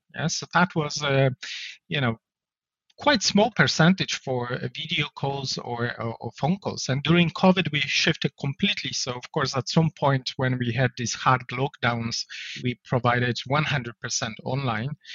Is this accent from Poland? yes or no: yes; Poland; English is a second language; moved away as an adult; now in Ireland; I'm originally from Poland, uh, but I moved to Ireland uh, back in 2004